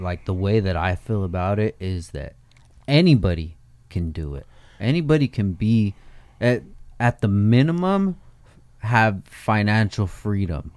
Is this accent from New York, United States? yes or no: no; California, United States; I'm from California.